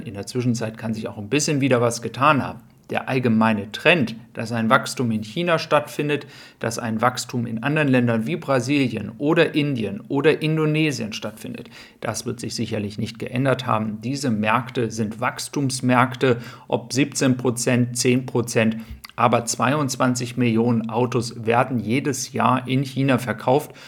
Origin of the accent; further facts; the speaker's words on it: Germany; wir als Deutsche